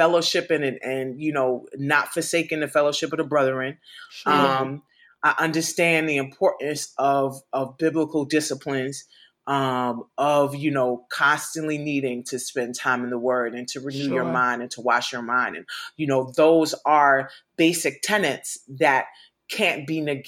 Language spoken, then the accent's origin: English; New York City, New York, United States; I grew up in New York City.